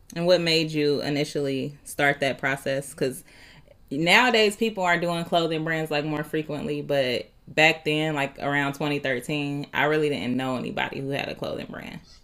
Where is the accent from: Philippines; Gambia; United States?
United States; Dayton, Ohio; we both grew up in the View